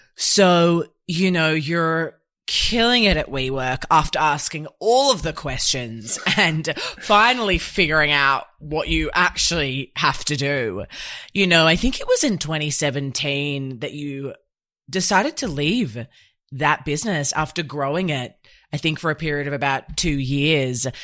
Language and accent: English; Australia; I was born here in Oz